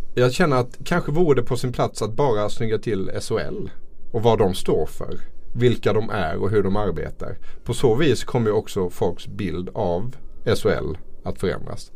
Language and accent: Swedish; Småland, Sweden; Jag är ju från Småland här